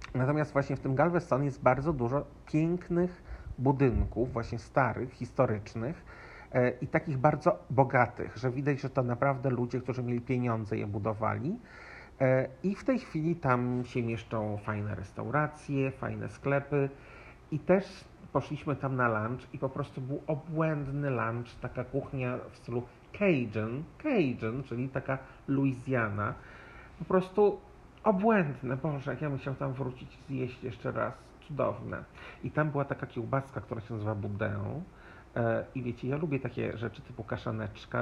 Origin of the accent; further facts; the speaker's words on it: Poland; now in Nuevo Laredo, Mexico; ja z Polski